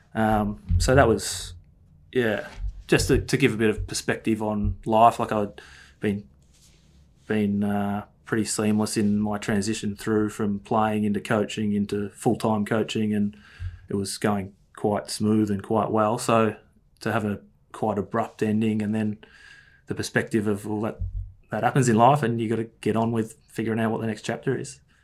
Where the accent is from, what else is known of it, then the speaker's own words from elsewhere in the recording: Ferntree Gully, Victoria, Australia; I grew up in Ferntree Gully